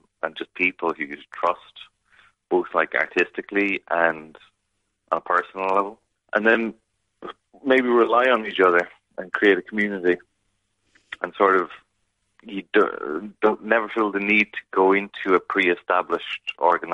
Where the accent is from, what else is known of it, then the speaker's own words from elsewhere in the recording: Kilkenny, Leinster, Ireland; moved away as an adult; also born or lived in Chicago; now in Glasgow, United Kingdom; I'm from Kilkenny City, by Kenny's Well, so Emmett Street